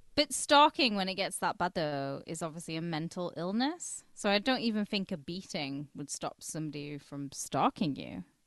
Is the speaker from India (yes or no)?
no; twenty minutes from Carlisle, North West England, United Kingdom; I'm from twenty minutes down the road, and people in Carlisle know I'm not from Carlisle.